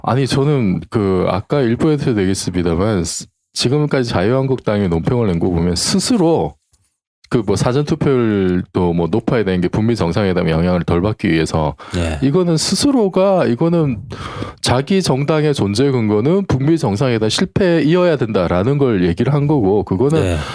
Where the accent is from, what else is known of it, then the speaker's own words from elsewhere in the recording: Busan, South Korea; 제가 이제 부산 출신이다 보니까